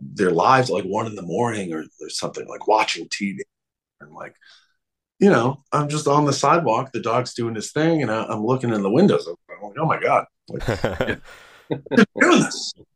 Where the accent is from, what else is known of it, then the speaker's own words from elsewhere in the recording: Long Island, New York, United States; I grew up on Long Island in New York, very suburban